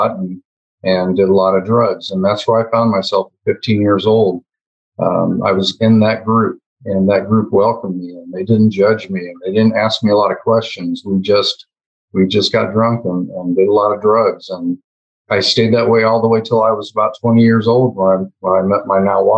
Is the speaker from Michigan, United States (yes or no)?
no; West Central Illinois, United States; I was born and raised in West Central Illinois, a very small town.